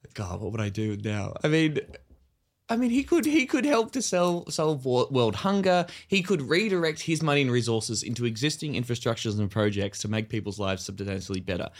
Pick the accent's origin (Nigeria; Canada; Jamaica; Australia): Australia; us as Australian millennials and our generation